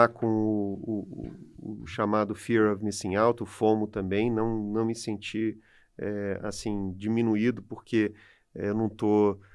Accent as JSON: {"language": "Portuguese", "country": "Brazil", "said": "E aí, enfim, a gente é brasileiro, a gente sabe das deficiências que o país tem, das limitações é, que existem."}